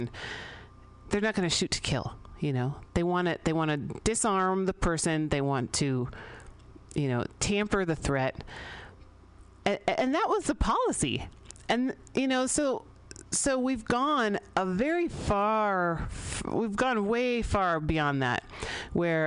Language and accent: English; San Francisco, California, United States; I grew up here in San Francisco